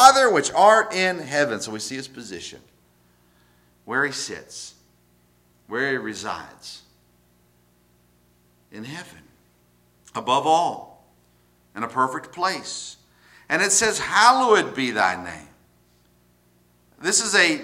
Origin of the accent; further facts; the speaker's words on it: the South, United States; I grew up in the South, in religious areas, Bible Belt